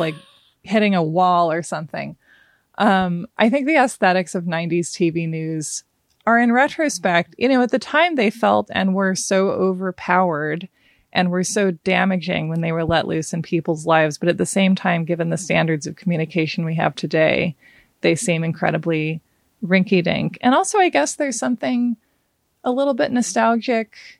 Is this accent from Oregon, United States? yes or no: yes; Portland, Oregon, United States; also born or lived in Hawaii; I grew up, uh, in the country outside Portland, Oregon, kind of in farmy country, um, and then also in Hawaii for several years